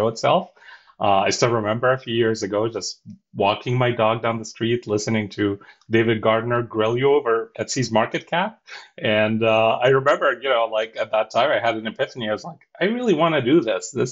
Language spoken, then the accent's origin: English; Cairo, Cairo Governorate, Egypt; English is a second language; moved away as an adult; now in United States; I'm born and raised in Cairo, Egypt